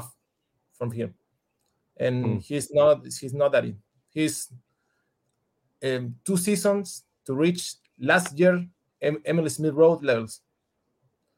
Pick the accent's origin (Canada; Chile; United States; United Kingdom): Chile; English is a second language; I'm from Chile.